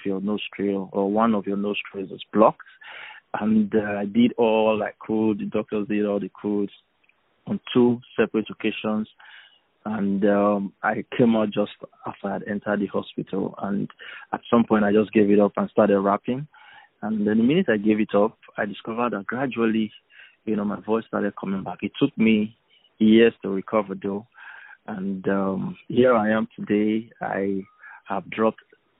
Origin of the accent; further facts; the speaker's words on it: Benin City, Edo, Nigeria; I'm a Nigerian. I'm from Benin City in Edo State, here in Nigeria